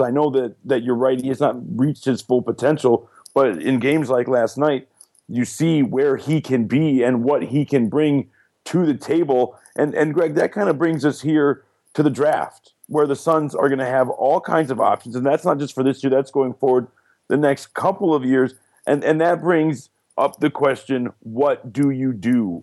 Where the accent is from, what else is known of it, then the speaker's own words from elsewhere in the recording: Detroit, Michigan, United States; moved away; I'm from Detroit